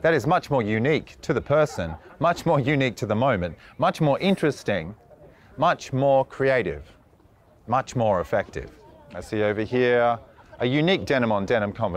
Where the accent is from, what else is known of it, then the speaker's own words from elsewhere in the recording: Australia; now in Budapest, Hungary; I'm from Australia